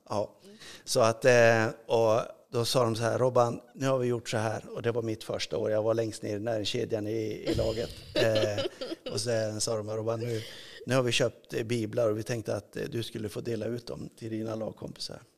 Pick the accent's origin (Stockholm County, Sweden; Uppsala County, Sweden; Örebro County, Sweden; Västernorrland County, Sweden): Västernorrland County, Sweden; Örnsköldsvik; moved away; jag växte upp i Övik